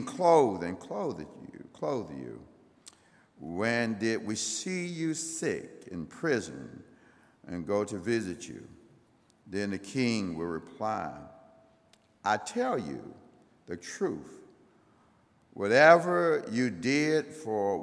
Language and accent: English; Greenville, United States; I grew up right here in Greenville